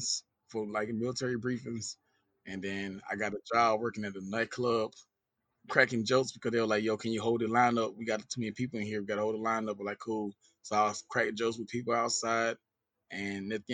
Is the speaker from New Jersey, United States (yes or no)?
no; Danville, Georgia, United States; moved away as an adult; also born or lived in Dudley, Georgia / Fort Walton Beach, Florida; now in Tampa, Florida, United States; I'm originally from a small town called Danville, Georgia. But my mom finally made some money and we moved out. And since then, we've been living in this place called Dudley, Georgia